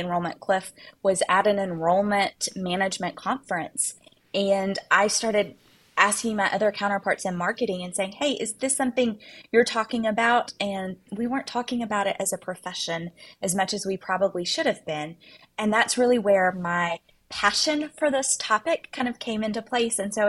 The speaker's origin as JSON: {"language": "English", "region": "Arkansas", "country": "United States", "tie": "born or raised there", "said": "growing up in Arkansas, we have a diamond mine in our state"}